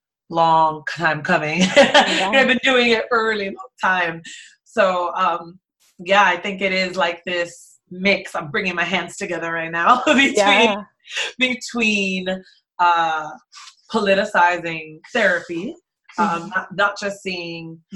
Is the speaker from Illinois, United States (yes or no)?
no; Jersey City, New Jersey, United States; also born or lived in Brooklyn, New York / Queens, New York / Bay Area, California; I grew up in the inner city of Jersey City, New Jersey